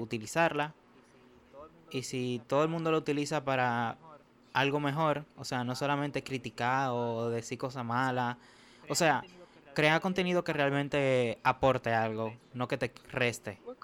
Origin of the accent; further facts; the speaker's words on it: Santo Domingo, Distrito Nacional, Dominican Republic; Yo nací en República Dominicana, la capital, Santo Domingo, como le dicen.